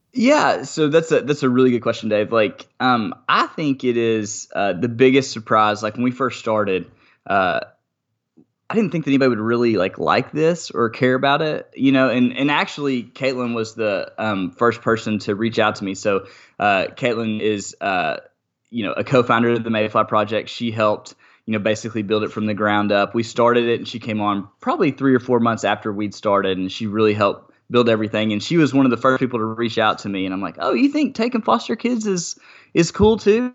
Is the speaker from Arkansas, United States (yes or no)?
yes; Arkansas, United States; I'm from Arkansas